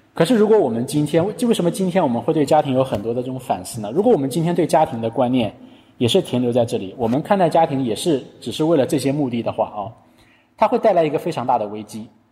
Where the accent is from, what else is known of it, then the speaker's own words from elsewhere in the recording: China; 我们中国人